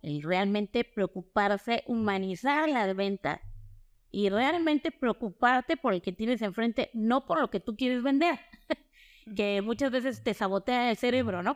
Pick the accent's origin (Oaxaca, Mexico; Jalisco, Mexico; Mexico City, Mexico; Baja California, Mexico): Oaxaca, Mexico; Soy oaxaqueña, de corazón